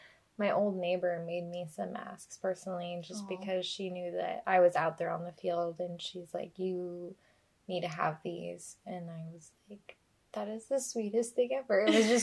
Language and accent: English; Las Vegas, Nevada, United States; One of my friends that I grew up with in Vegas